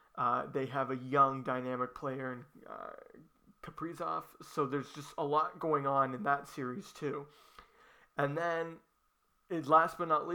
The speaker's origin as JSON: {"language": "English", "town": "Boston", "region": "Massachusetts", "country": "United States", "tie": "born or raised there", "said": "Boston, my hometown team"}